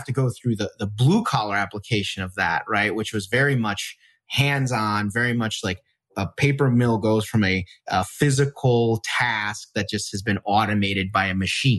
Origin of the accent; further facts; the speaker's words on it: Wisconsin, United States; I grew up in the Midwest. So I grew up in Wisconsin.